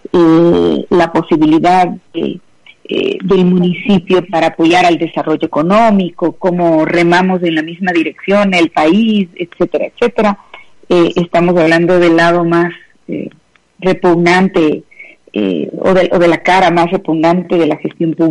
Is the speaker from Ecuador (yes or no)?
yes; Quito, Pichincha, Ecuador; eh, digamos, apenados y avergonzados, eh, creo que como quiteños y personalmente por esa por esas últimas noticias